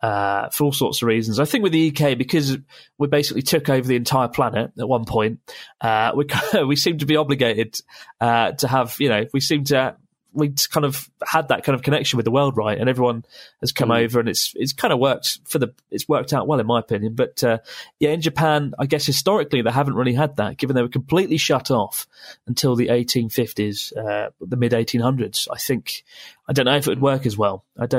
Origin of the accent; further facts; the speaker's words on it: India; I'm 6 foot and I'm Indian and around 17 stone.